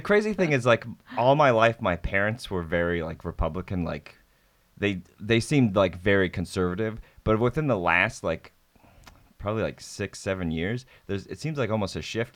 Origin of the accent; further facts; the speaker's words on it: Nebraska, United States; moved away as an adult; also born or lived in Savannah, Georgia; I, um, grew up in Nebraska